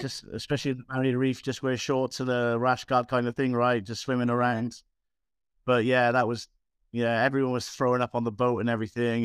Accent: Aberdare, Wales, United Kingdom; moved away; I'm from Wales originally.

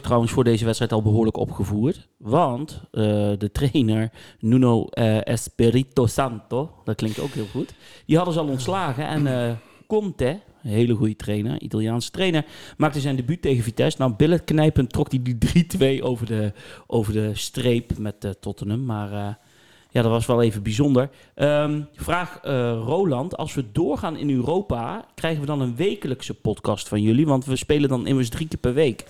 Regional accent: Netherlands; Nou ben ik een Nederlander

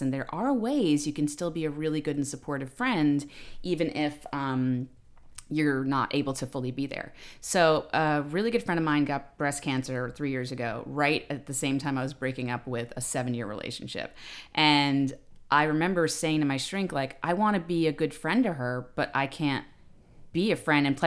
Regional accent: New York City, New York, United States; I'm from the Bronx

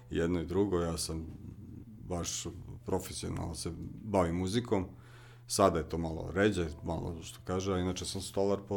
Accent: Rakovac, Vojvodina, Serbia; dolazim iz, tu sam komšija, iz Rakovca, malo fruškogorsko mesto, na, na, na padina Fruške gore

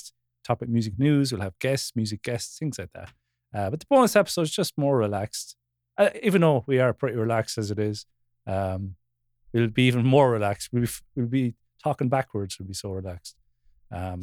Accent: Wexford, Leinster, Ireland; a fellow Wexfordian podcast host

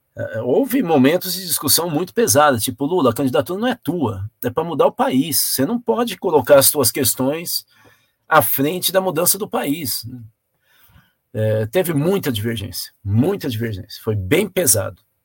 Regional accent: Brazil; nós somos brasileiros

